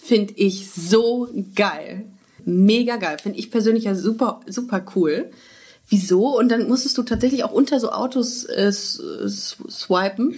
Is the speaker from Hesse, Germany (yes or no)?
no; Düsseldorf, North Rhine-Westphalia, Germany; also born or lived in Würzburg; now in Cologne, Germany; ich komme ja ursprünglich aus Düsseldorf